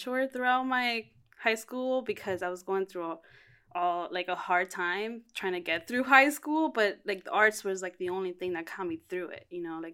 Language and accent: English; Miami, Florida, United States; moved away as an adult; also born or lived in Cuba; now in New York City, United States; I was born in Cuba, raised in Miami